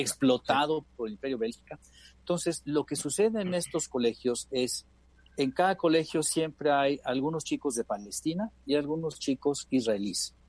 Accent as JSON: {"language": "Spanish", "country": "Mexico", "said": "Somos 445 mexicanos los que hemos podido tener la oportunidad de ir a uno de estos colegios"}